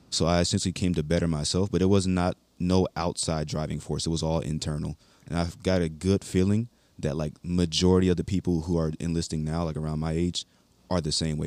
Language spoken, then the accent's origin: English; Baltimore, Maryland, United States; also born or lived in North Carolina; now in Hawaii, United States; I am from Baltimore, Maryland. I graduated in Walter Williams High School in North Carolina